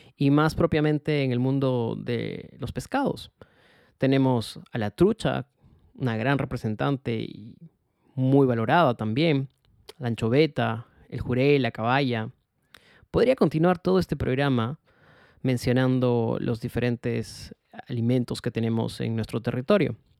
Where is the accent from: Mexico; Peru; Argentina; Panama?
Peru; como peruanos